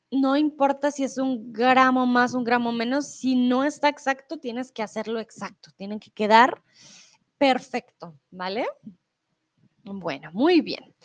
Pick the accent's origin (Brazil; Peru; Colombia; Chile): Colombia; also born or lived in Mexico; now in Germany; yo soy de Colombia y comúnmente pues vivo en Alemania, pero em, ahora estoy en México